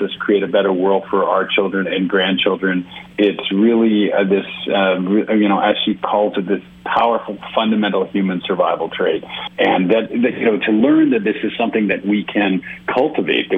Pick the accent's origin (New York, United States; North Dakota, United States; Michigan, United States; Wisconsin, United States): New York, United States; New York City; now in California, United States; I grew up in New York City. So I am born and raised New Yorker.